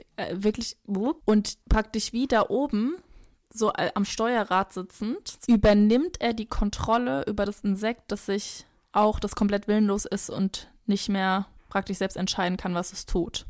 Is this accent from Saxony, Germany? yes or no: no; near Frankfurt, Hesse, Germany; wo ich groß geworden bin, ist in der Nähe von Frankfurt, aber schon eher ländlich gelegen oder dörflich